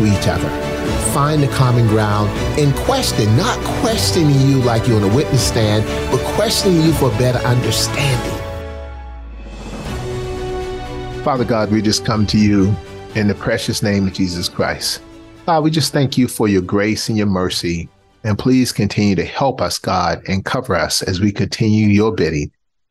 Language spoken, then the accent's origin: English; Charleston, South Carolina, United States; I grew up in Charleston, South Carolina. Public housing, single mom, divorced single mom of four kids. And I came up through segregation and all that kind of stuff.